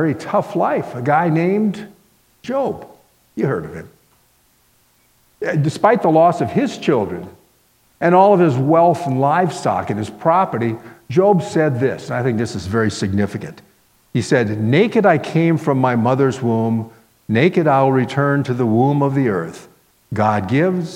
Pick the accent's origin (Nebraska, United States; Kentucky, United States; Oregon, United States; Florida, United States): Florida, United States; Miami; moved away as an adult; also born or lived in Minnesota; I grew up in Miami, Florida